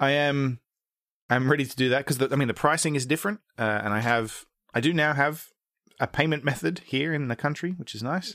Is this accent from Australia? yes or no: yes; Australia; moved away as an adult; also born or lived in England / America; now in United States; I was born in England, moved to Australia when I was three, grew up there, moved to America when I was in my thirties